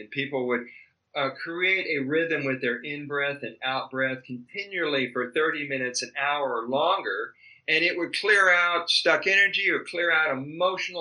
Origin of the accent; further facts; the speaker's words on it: El Paso, Texas, United States; also born or lived in Austin, Texas / Colorado; now in Hawaii, United States; I'm originally from a desert border town called El Paso, Texas. And I grew up learning what it's like to be on a border town